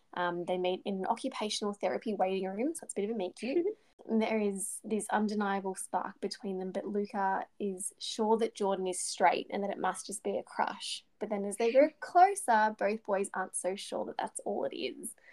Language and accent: English; Bendigo, Victoria, Australia; my hometown of Bendigo